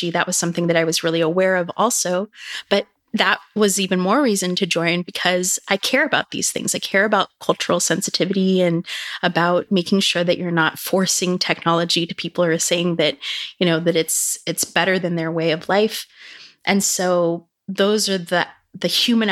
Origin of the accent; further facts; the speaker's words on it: Silicon Valley, California, United States; growing up in Silicon Valley